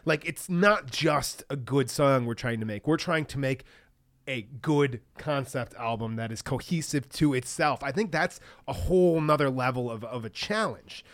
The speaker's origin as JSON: {"language": "English", "region": "Michigan", "country": "United States", "said": "we're all from Michigan here"}